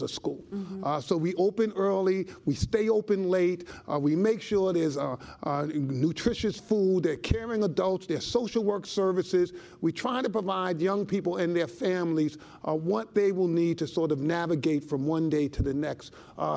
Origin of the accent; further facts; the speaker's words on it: New York City, New York, United States; growing up in the South Bronx